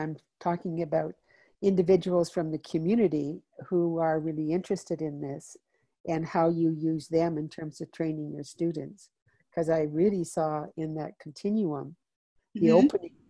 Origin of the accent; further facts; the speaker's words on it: Calgary, Alberta, Canada; I'm from Calgary, Alberta.